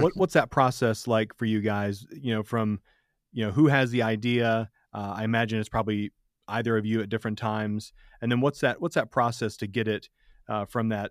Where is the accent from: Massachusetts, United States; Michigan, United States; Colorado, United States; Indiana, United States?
Michigan, United States; I grew up in Michigan